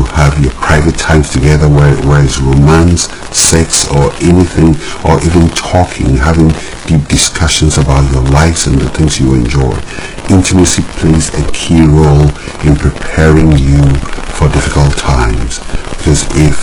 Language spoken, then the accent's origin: English; Ghana; growing up in Ghana